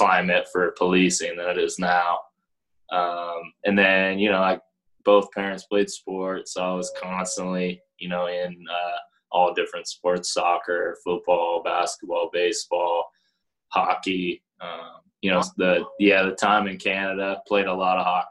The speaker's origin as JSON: {"language": "English", "town": "Palo Alto", "region": "California", "country": "United States", "tie": "born or raised there", "also_born_or_lived": "Los Angeles", "said": "I was born in Los Angeles, and then very early on moved to San Francisco Bay Area. Grew up in Palo Alto"}